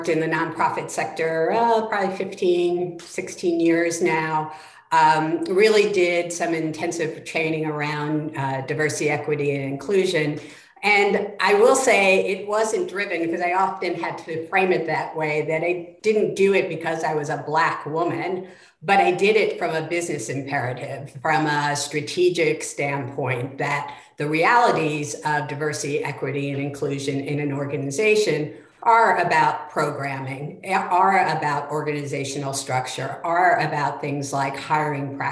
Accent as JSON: {"language": "English", "region": "New York", "country": "United States", "tie": "born or raised there", "also_born_or_lived": "North Carolina", "moved": "as an adult", "lives_now": "Tacoma, United States", "said": "I grew up in New York"}